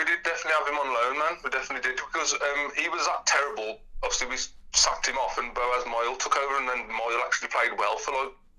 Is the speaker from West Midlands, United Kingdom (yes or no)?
yes; West Bromwich, West Midlands, United Kingdom; So I was born in Samwell Hospital, like a mile up the road.